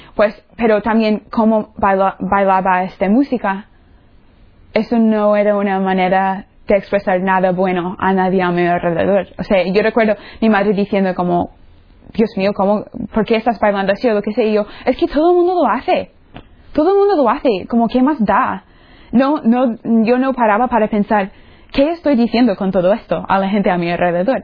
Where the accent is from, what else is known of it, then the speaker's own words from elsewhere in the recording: Florida, United States; Spanish is a second language; moved away; soy de los Estados Unidos, de la, del estado La Florida